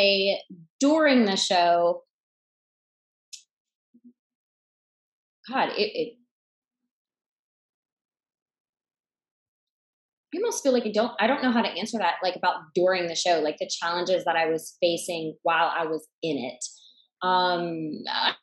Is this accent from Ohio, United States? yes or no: no; about an hour east of Atlanta, Georgia, United States; About an hour east of Atlanta. So I was born and raised in Georgia